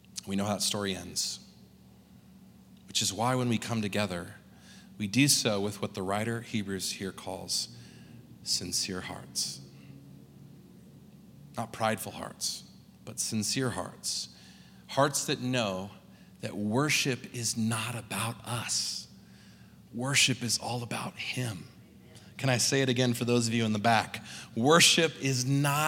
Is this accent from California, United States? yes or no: yes; California, United States; accent: California; moved away as an adult; also born or lived in New Zealand; now in Salt Lake City, United States; originally growing up in California, I had an accent that I didn't realize I had